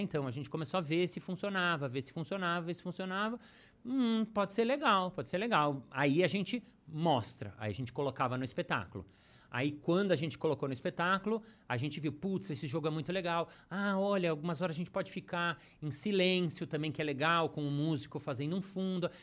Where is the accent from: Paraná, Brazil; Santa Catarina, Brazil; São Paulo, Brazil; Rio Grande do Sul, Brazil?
São Paulo, Brazil; also born or lived in New York; eu sou de São Paulo